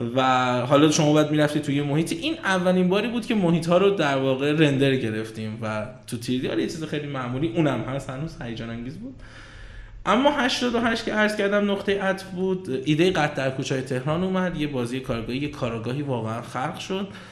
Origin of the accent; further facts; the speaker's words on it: Kashan, Isfahan, Iran; moved away as an adult; also born or lived in Tehran; من کاشانی هستم اصالتا اهل کاشانم بعد خب کاشان هم زندگی میکردم تا 86 که تهران قبول شدم دانشگاه